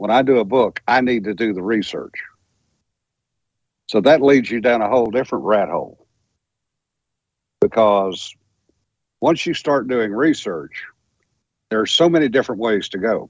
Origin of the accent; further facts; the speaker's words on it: Louisiana, United States; I'm just a dumb old country boy from Louisiana